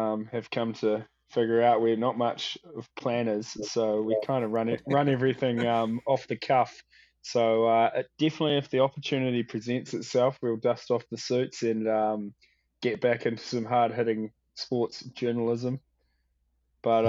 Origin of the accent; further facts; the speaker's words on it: New Zealand; coming from New Zealand, you feel like you're like country boys in the big city